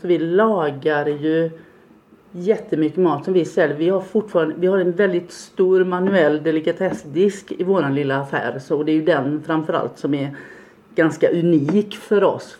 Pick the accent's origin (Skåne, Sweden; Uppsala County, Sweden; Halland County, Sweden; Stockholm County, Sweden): Halland County, Sweden; Gunnarsjö; now in Falkenberg, Sweden; jag är uppväxt på landet i Gunnarsjö i Varbergs, längst in i Varbergs kommun.